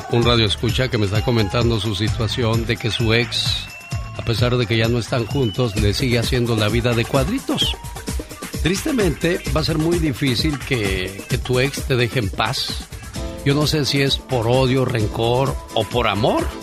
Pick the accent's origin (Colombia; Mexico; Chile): Mexico; Chiapas; moved away; Por eso yo digo, un día salí de Chiapas, pero Chiapas nunca salió de mí.